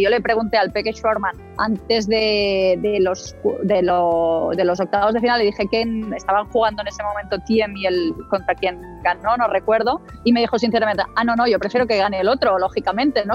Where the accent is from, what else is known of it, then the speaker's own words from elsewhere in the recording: Baix Llobregat, Catalonia, Spain; yo, que soy de ahí, digamos, toda la vida